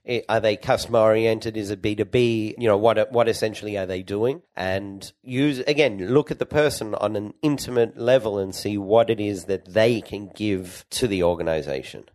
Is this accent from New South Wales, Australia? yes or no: yes; Sydney, New South Wales, Australia; moved away as an adult; also born or lived in Perth, Australia; now in Israel; I grew up in Australia